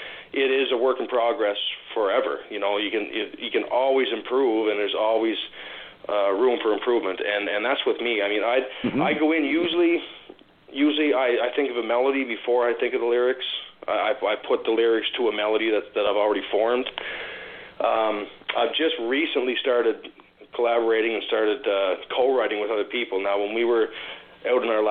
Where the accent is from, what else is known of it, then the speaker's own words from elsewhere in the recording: Prince Edward Island, Canada; also born or lived in Ontario; growing up in Prince Edward Island in a small town where I'm from